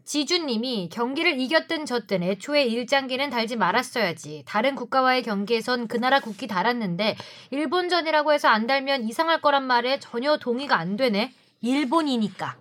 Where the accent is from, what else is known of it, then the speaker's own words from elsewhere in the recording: Seoul, South Korea; 전 서울에서 태어났고요